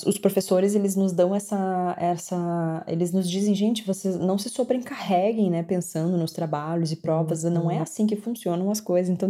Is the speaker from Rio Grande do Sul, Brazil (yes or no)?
yes; Porto Alegre, Rio Grande do Sul, Brazil; now in Dublin, Ireland; Oi, Laura, tudo bem? … eu sou de Porto Alegre, no Rio Grande do Sul. Moro há três anos e meio na Irlanda, em Dublin.